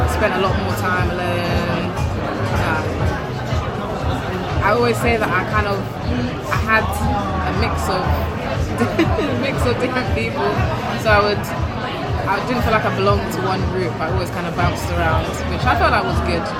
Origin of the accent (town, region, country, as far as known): London, United Kingdom; born or raised there